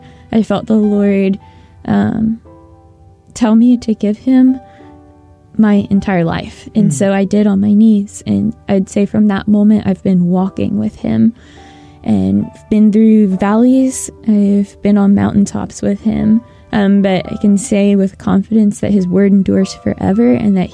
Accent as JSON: {"language": "English", "region": "Florida", "country": "United States", "tie": "born or raised there", "said": "I was born in Florida. I grew up there for 18 years of my life."}